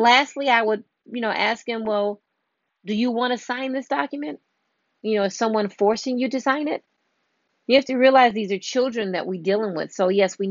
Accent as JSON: {"language": "English", "region": "Illinois", "country": "United States", "said": "I'm from Illinois"}